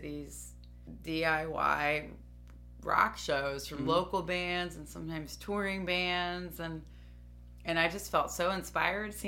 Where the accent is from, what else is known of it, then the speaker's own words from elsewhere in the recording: Dayton, Ohio, United States; I'm from Dayton, Ohio